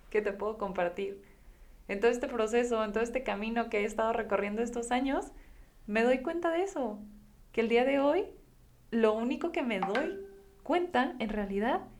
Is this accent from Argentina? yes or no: no; Guadalajara, Jalisco, Mexico; Hace unas semanas me escapé a La Paz yo soy de Guadalajara y pues esta la verdad es que para mí resulta una ciudad bastante acelerada